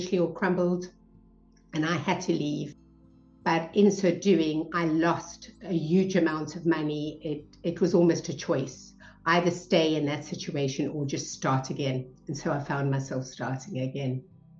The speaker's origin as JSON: {"language": "English", "town": "Cape Town", "region": "Western Cape", "country": "South Africa", "tie": "born or raised there", "moved": "as an adult", "said": "I was brought up in South Africa. So we moved around a lot and I spent most of my life in Cape Town, South Africa"}